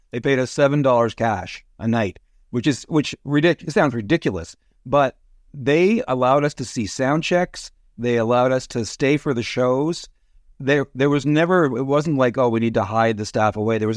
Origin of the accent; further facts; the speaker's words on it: Toronto, Ontario, Canada; I grew up in Thorncliffe Park. Had a pretty pretty normal childhood with with some great friends and uh, a lot of road hockey and things like that.